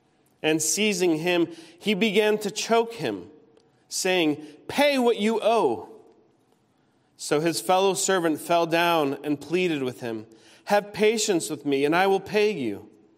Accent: Peru; also born or lived in United States; As a missionary kid, I grew up in Peru and lived all over the United States as well as my parents traveled from state to state raising support.

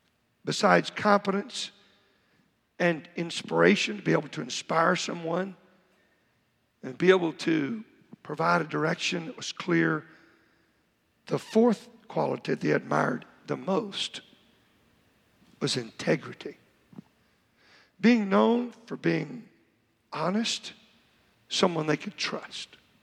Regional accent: Oklahoma, United States; growing up in Oklahoma

